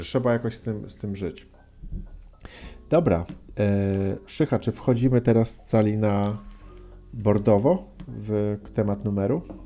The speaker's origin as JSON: {"language": "Polish", "town": "Gdynia", "region": "Pomeranian Voivodeship", "country": "Poland", "tie": "born or raised there", "said": "koleżankę Magdę z Gdyni, z mojego rodzinnego miasta"}